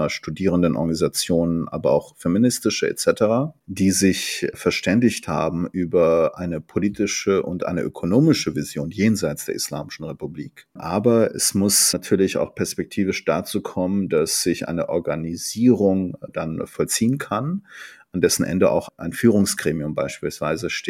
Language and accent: German; Tabriz, East Azerbaijan, Iran; beispielsweise aus meiner Heimatstadt Tabriz, die turksprachig